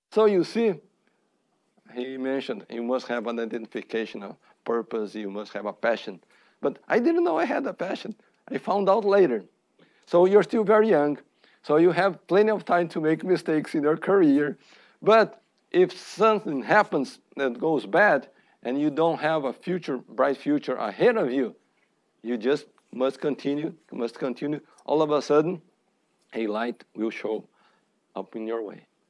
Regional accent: Brazil; now in United States; I am from Brazil

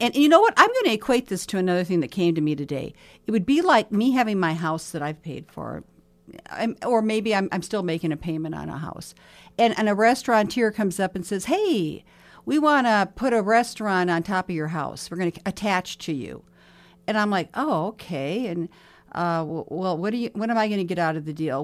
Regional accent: Mobridge, South Dakota, United States; now in Sioux Falls, United States; I was in my hometown of Mobridge this summer

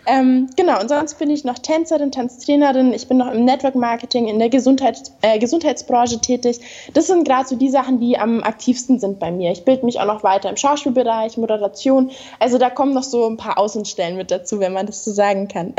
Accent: Bavaria, Germany; ich komme aus Bayern unten in Deutschland

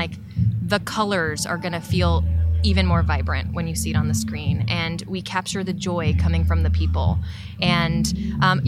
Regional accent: San Diego, California, United States; moved away; we're from San Diego

